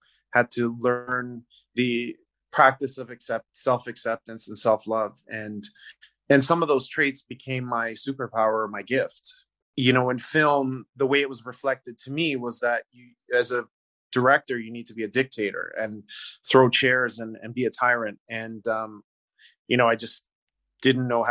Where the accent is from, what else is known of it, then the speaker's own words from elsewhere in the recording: Canada; I was born in Canada. My heritage or my parents are Italian